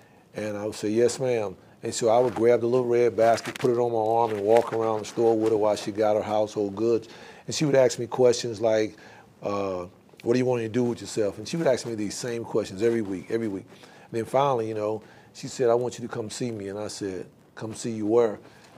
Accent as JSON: {"language": "English", "town": "Winston-Salem", "region": "North Carolina", "country": "United States", "tie": "born or raised there", "said": "I'm originally from Winston-Salem. I was born and raised in Winston-Salem. Spent my first several years growing up here and born in Happy Hill Garden, raised in East Winston. Graduated from North Forsyth High School in 1979"}